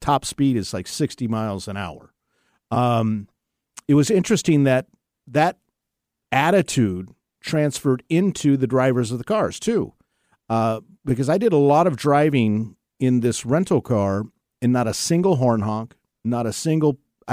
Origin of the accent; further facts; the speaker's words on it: Seattle, Washington, United States; I was born and raised in the Seattle area